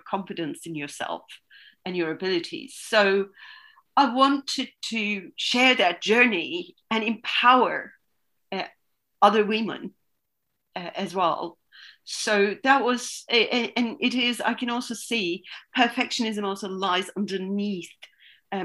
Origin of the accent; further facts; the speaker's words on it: Istanbul, Turkey; also born or lived in Denmark; now in London, United Kingdom; I was born and raised in Istanbul